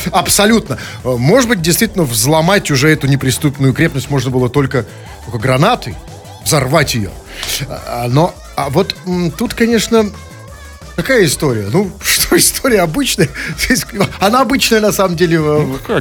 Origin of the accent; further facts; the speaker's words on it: Saint Petersburg, Russia; мы петербуржцы